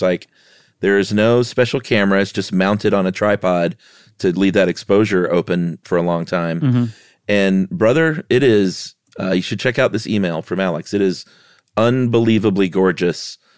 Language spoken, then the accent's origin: English; New Zealand; I'm from New Zealand. My dad played a part in the formation of our own dark sky reserve in the Mackenzie Basin.